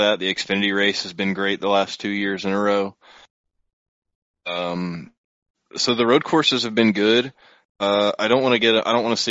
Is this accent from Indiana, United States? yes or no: yes; Indianapolis, Indiana, United States; being an Indy guy, like, you know, growing up in Indy and around the Brickyard